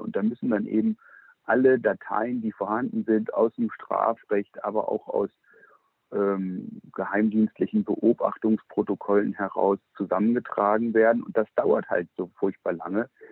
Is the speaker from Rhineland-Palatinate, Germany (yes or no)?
no; Lower Saxony, Germany; Ich bin ja nun kein Preußer, als Hannoveraner